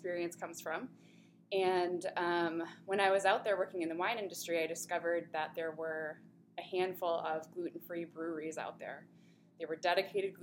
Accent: Grand Rapids, Michigan, United States; moved away as an adult; also born or lived in Oregon; I am from Grand Rapids

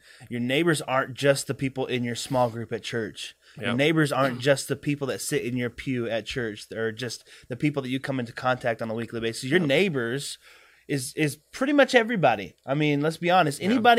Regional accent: the South, United States; I grew up in the South.

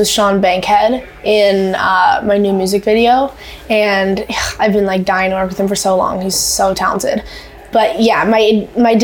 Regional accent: Canada; I'm a very proud Canadian.

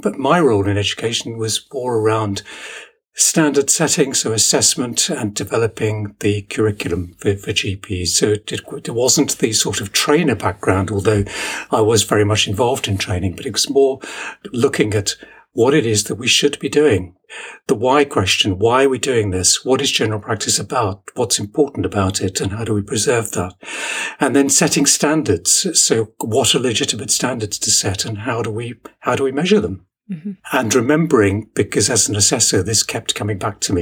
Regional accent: Ilford, London, United Kingdom; moved away as an adult; also born or lived in Newcastle upon Tyne; now in Sheffield, United Kingdom; Most of my formative years were spent growing up on the east side of London, in Ilford in Essex.

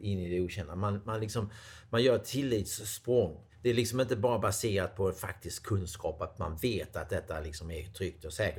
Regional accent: Sweden

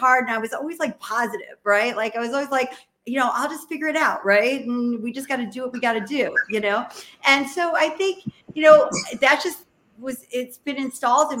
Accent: Midwest, United States; moved away as an adult; also born or lived in Boston / Cleveland / Russia; now in New York, United States; I was like from the Midwest

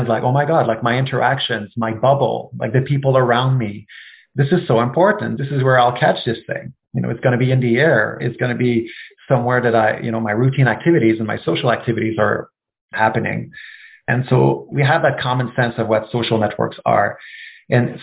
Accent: Canada; As a Canadian

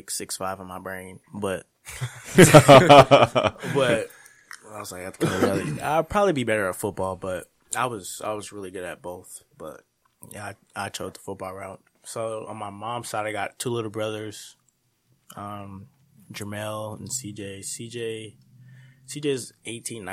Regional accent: Colorado Springs, Colorado, United States; moved away as an adult; also born or lived in Sterling, Kansas; I was born in Colorado Springs, basically there for my whole 18 years until I got to college

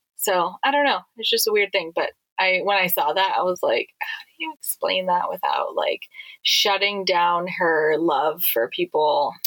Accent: Hawaii, United States; being born and raised in Hawaii

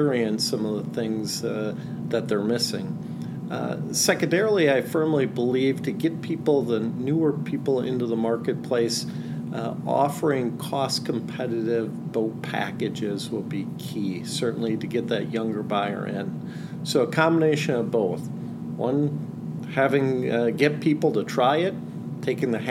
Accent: Green Bay, Wisconsin, United States; I grew up on Green Bay, actually my house right on the water.

